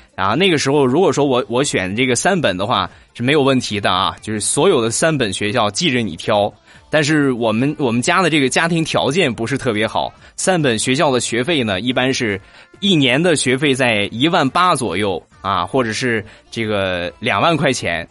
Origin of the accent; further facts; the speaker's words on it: Rizhao, Shandong, China; 我们家乡的特产，日照绿茶